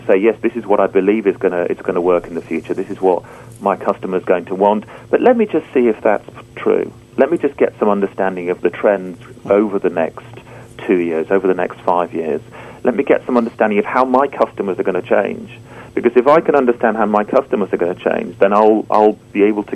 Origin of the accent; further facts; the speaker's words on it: United Kingdom; being a Brit